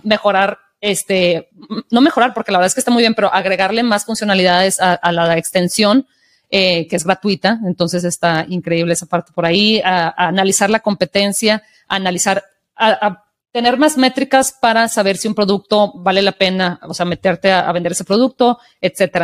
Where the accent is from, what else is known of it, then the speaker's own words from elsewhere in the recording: Mexico; desde mi experiencia como mexicana y de la ciudad donde crecí